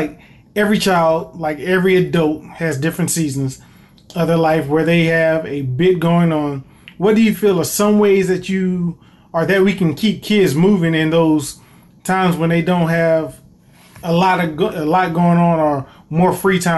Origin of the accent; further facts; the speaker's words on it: Greensboro, North Carolina, United States; growing up here in Greensboro, well, growing up in Greensboro